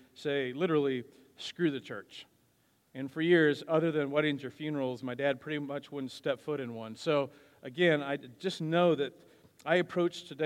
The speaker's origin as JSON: {"language": "English", "town": "Wichita", "region": "Kansas", "country": "United States", "tie": "born or raised there", "also_born_or_lived": "Wisconsin", "said": "My parents divorced when I was 8, after which my dad and I moved from Wisconsin to Wichita. I was in the middle of the 4th grade"}